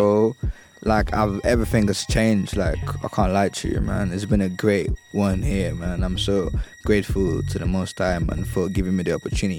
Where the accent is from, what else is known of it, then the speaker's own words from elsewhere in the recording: Ibadan, Oyo, Nigeria; moved away as an adult; also born or lived in Lagos / Sagamu, Ogun State; now in London, United Kingdom; I grew up in Ibadan, but I'm not from Ibadan.